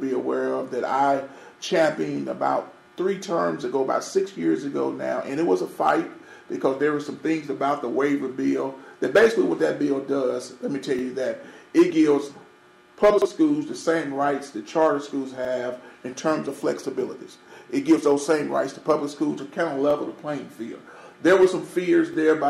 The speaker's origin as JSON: {"language": "English", "town": "Marietta", "region": "Arkansas", "country": "United States", "said": "I'm from Marietta, Arkansas"}